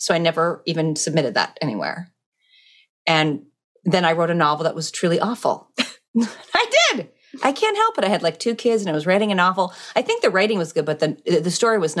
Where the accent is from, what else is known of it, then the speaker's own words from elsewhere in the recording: Alaska, United States; now in Connecticut, United States; I grew up in Alaska in the bush